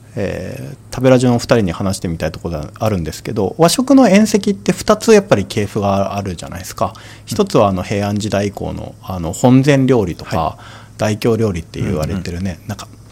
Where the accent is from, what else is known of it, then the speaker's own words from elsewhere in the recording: Kanto, Japan; 僕関東生まれだったって